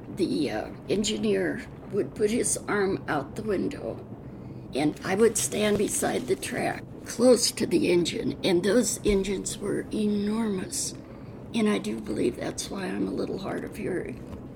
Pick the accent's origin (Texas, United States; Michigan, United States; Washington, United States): Washington, United States; Spokane; also born or lived in Seattle, Washington / Wenatchee, Washington; born in Spokane, Washington, at the Deaconess Hospital, August 14, 1926. I grew up in somewhat in Seattle and a year in Wenatchee, but mostly in Spokane.